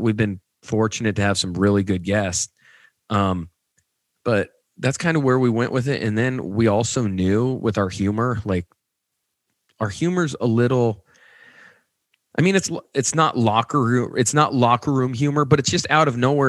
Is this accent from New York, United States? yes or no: no; Nebraska, United States; I'm I'm from Nebraska